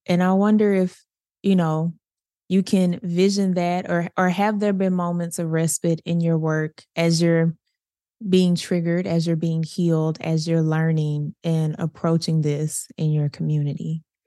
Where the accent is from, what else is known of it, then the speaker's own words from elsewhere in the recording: Little Rock, Arkansas, United States; I grew up in Southwest Little Rock